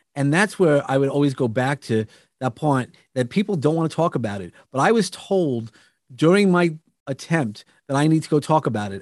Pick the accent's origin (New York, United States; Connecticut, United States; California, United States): New York, United States; I come from New York